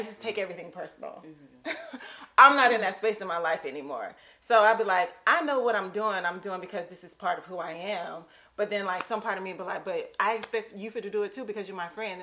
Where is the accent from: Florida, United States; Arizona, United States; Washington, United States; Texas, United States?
Florida, United States; Lake City; moved away